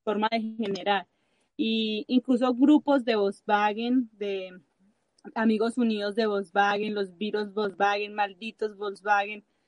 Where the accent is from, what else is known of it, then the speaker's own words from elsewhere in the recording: Colombia; now in Chile; nosotros somos colombianos y hablamos mucho